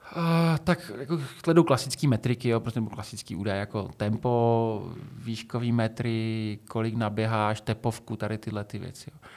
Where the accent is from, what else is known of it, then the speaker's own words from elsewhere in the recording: Šumperk, Olomouc Region, Czechia; jsem běhal u nás v Šumperku